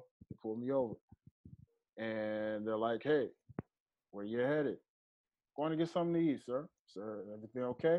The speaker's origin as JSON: {"language": "English", "region": "Georgia", "country": "United States", "tie": "born or raised there", "also_born_or_lived": "Memphis, Tennessee", "said": "I grew up in Georgia thinking I was from Georgia. And then I was finding out that I'm actually from Memphis, Tennessee, where the majority of my family is from."}